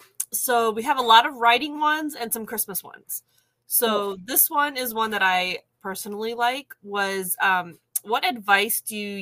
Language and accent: English; Florida, United States; I grew up in Florida too.